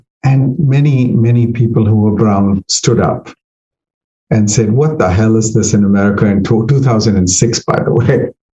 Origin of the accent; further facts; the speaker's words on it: Virginia, United States; And I say, I'm from Northern Virginia.